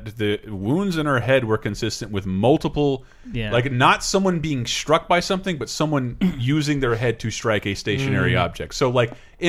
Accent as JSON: {"language": "English", "region": "Florida", "country": "United States", "tie": "born or raised there", "moved": "yes", "said": "growing up in Florida"}